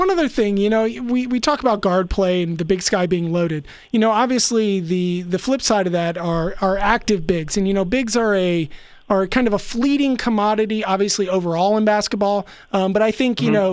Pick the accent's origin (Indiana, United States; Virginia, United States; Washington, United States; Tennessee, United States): Virginia, United States; Harrisonburg; They're from my hometown of Harrisonburg